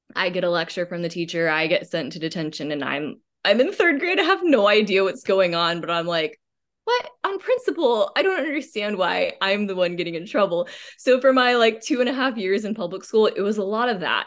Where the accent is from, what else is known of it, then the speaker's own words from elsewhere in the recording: Austin, Texas, United States; also born or lived in Dallas, Texas; I grew up in Dallas, Texas, um, went to, uh, private school there for, until about second grade when we moved to Austin, Texas